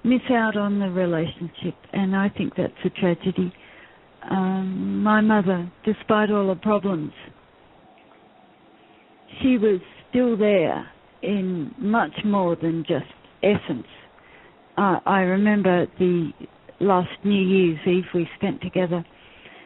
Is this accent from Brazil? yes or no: no; Australia; we're Australian